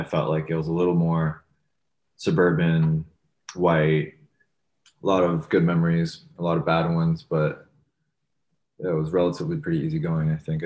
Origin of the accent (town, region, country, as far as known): Thornhill, Ontario, Canada; born or raised there; also born or lived in Toronto, Canada